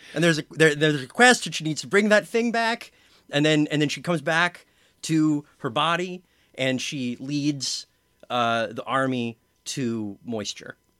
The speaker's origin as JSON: {"language": "English", "region": "Southern California", "country": "United States", "said": "I am from Southern California"}